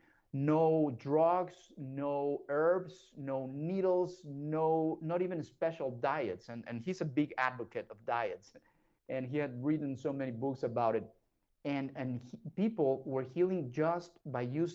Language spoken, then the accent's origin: English; Mexico; I was raised and born in Mexico